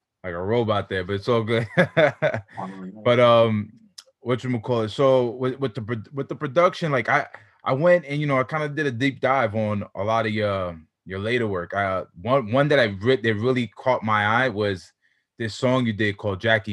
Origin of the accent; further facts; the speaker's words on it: New York City, New York, United States; I'm from Queens, New York.